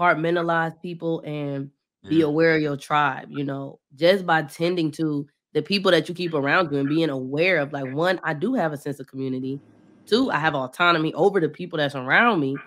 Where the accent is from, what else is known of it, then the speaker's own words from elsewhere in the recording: Bedford, Ohio, United States; moved away as an adult; also born or lived in Cleveland, Ohio / Washington, D.C.; now in Atlanta, United States; I'm from Bedford